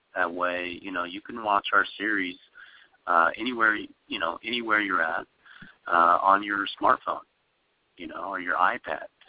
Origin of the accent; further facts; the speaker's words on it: Kansas City, Missouri, United States; moved away as an adult; now in Los Angeles, United States; growing up in Kansas City, it's it's it's a smaller, you know, metropolis